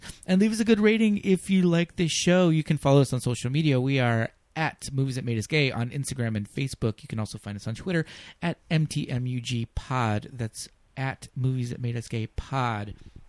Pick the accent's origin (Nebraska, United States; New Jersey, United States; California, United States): California, United States; Los Angeles; growing up in Los Angeles, we had those, so we didn't really have anything local.